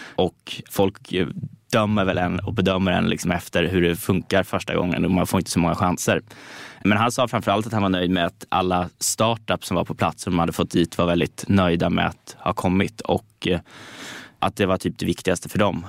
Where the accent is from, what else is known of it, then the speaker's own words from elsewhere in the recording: Stockholm, Stockholm County, Sweden; där jag är uppvuxen på Södermalm